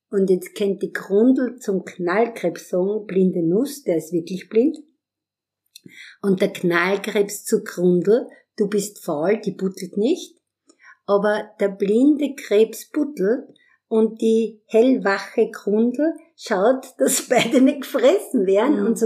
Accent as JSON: {"language": "German", "country": "Austria", "tie": "born or raised there", "moved": "yes", "lives_now": "Vienna, Austria", "said": "ich bin am Land aufgewachsen in der Semmering-Region"}